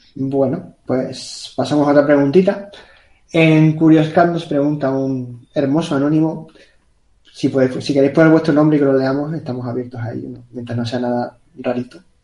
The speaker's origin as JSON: {"language": "Spanish", "region": "Canary Islands", "country": "Spain", "said": "Yo soy de Canarias, que eso está más lejos"}